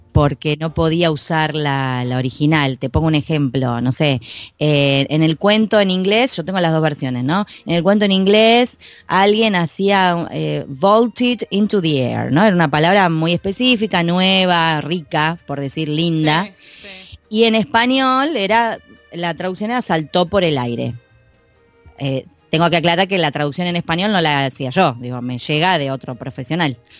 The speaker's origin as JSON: {"language": "Spanish", "region": "Buenos Aires", "country": "Argentina", "accent": "porteño", "said": "yo soy muy porteña, muy de Buenos Aires"}